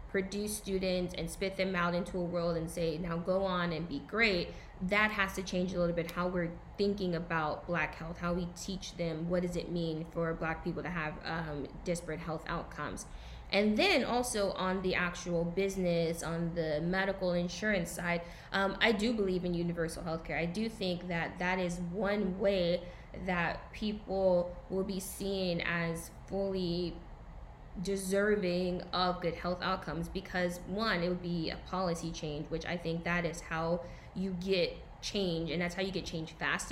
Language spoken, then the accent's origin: English; the South, United States; I'm from the South